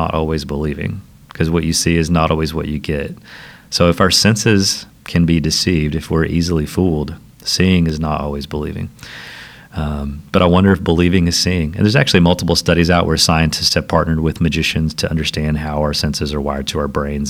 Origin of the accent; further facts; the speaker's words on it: Southeast Tennessee, United States; also born or lived in Nashville, Tennessee / Franklin, Tennessee; I had escaped my little small town that I grew up in Southeast Tennessee, moved to the big city of Nashville